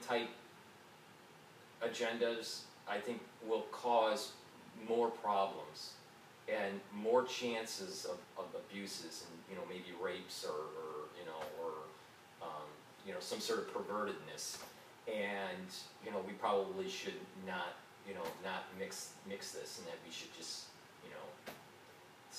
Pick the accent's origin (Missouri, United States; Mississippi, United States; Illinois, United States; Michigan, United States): Michigan, United States; Detroit; now in New York, United States; I was born and raised in Detroit